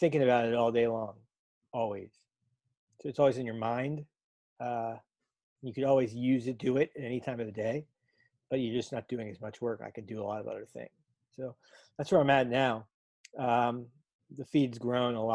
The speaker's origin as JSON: {"language": "English", "town": "North Miami", "region": "Florida", "country": "United States", "tie": "born or raised there", "said": "I grew up in South Florida. I grew up in North Miami"}